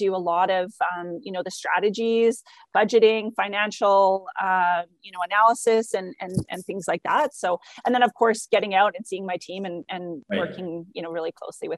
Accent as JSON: {"language": "English", "town": "Langley", "region": "British Columbia", "country": "Canada", "tie": "born or raised there", "said": "I grew up in Langley. Okay. So just in the lower mainland."}